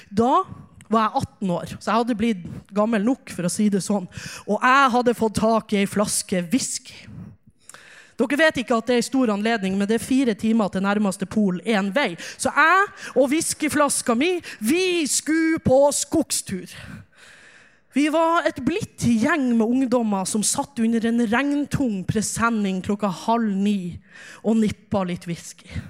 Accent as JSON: {"language": "Norwegian", "town": "Ulsvåg", "region": "Nordland", "country": "Norway", "said": "Jeg kommer fra Ulsvåg, som dere sikkert hører. Ulsvåg ligger i Hamarøy, Hamarøy ligger i Nordland, og Nordland ligger i Nord-Norge. Og jeg er så glad i Nord-Norge"}